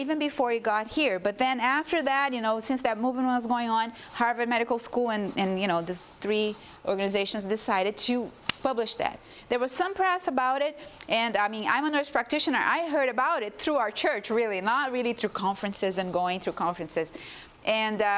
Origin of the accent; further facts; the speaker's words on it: Brazil; moved away; I come from Brazil too